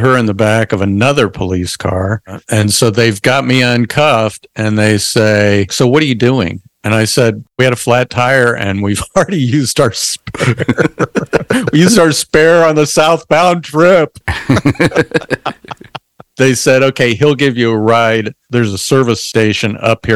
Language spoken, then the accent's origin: English; Indianapolis, Indiana, United States; I'm from Indianapolis, Indiana